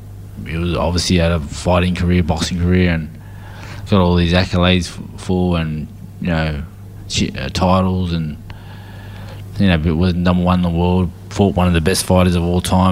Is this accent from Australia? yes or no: yes; Sydney, New South Wales, Australia; I grew up in Canterbury, south of Canterbury in Sydney, for the first 12 to 13 years of my life.